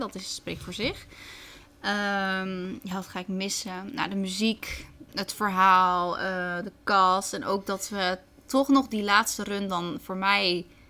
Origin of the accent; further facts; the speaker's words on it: Netherlands; wij zijn uit Nederland